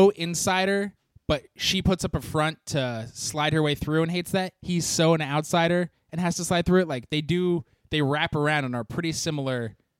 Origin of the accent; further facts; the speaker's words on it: Huntington Beach, California, United States; And growing up in Huntington, which is Newport Light in every single way